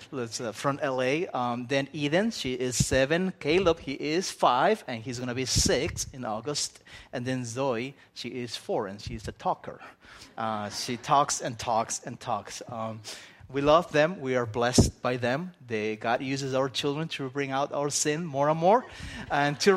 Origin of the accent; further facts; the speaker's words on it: Spain; I'm a Spaniard. I grew up in Spain, as you can tell by this accent that I have.